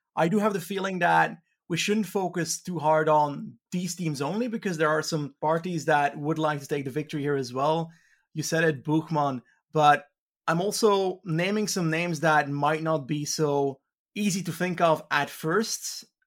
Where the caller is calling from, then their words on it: Belgium; I'm calling in from Belgium